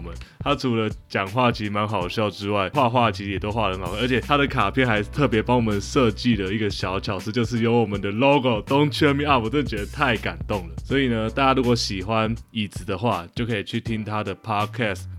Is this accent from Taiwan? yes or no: yes; Taiwan; 还把我们台湾人一起带下去，